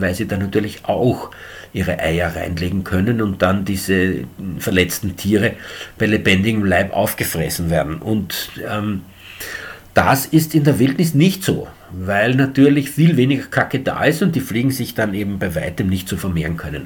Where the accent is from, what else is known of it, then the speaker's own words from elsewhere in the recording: Eastern Austria, Austria; bei uns in Ostösterreich